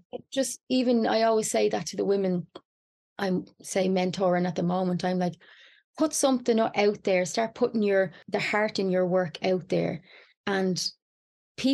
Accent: Ireland; as an Irish woman

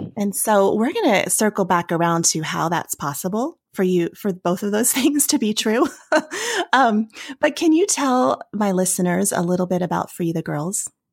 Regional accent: United States; also born or lived in Virginia / Tennessee; now in Denver, United States; I, I grew up in Virginia and Tennessee

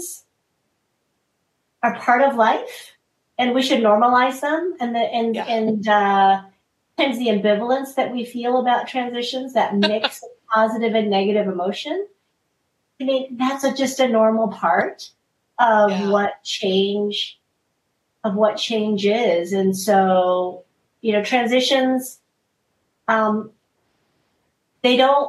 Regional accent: United States; I am Korean American

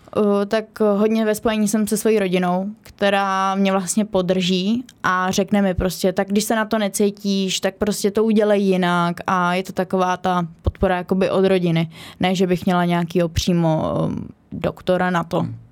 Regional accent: Kostelec nad Orlicí, Hradec Králové Region, Czechia; A trénu u nás v Kostelci na Torlicí

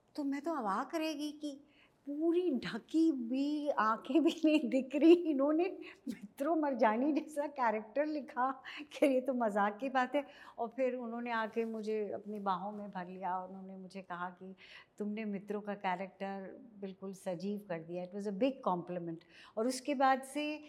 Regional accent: Dehradun, Uttarakhand, India; moved away; मैं basically small town Dehradun से आई

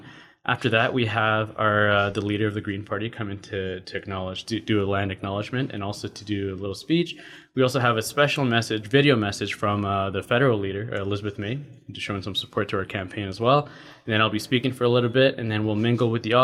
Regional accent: Ottawa, Ontario, Canada; moved away as an adult; also born or lived in Quebec / Guelph, Ontario; now in Calgary, Canada; I was actually born in Quebec. And then I grew up in Ottawa and went to school at University of Guelph

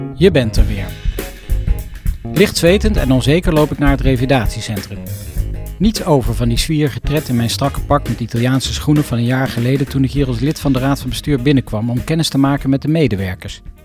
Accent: Arnhem, Gelderland, Netherlands; de prachtige bossen rondom Arnhem, mijn geboortegrond

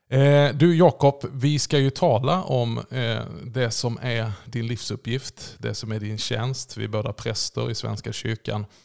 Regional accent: Småland, Sweden; Ja, jag är ju smålänning, du vet.

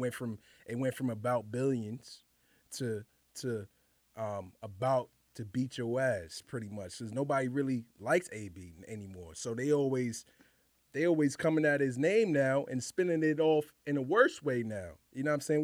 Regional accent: New York City, New York, United States; also born or lived in Harlem; grew up, born and raised in Highbridge

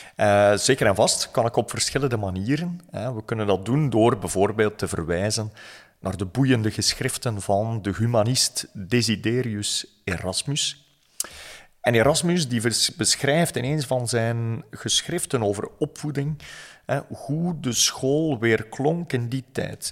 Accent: West Flanders, Belgium; Ik ben opgegroeid in West-Vlaanderen

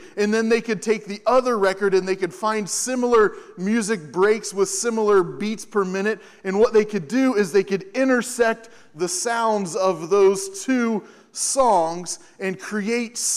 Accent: Hamilton, Ohio, United States; moved away; My parents are back there as well, because I'm from Hamilton, and so this is like stepping back home for a little bit

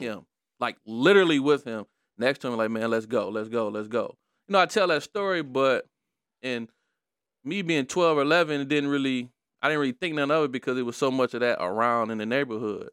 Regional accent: Detroit, Michigan, United States; I was growing up in Brightmore

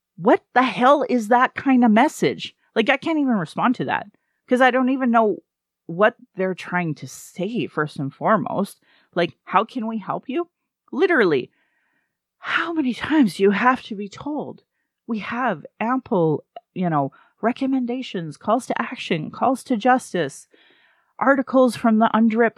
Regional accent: Sylvan Lake, Alberta, Canada; now in Calgary, Canada; I grew up in Sylvan Lake

